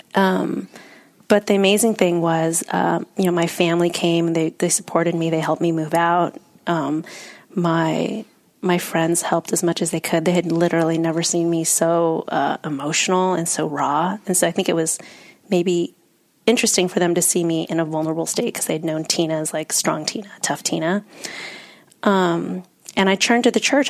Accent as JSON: {"language": "English", "country": "United States", "tie": "born or raised there", "also_born_or_lived": "Vietnam", "said": "I've grown up in the US"}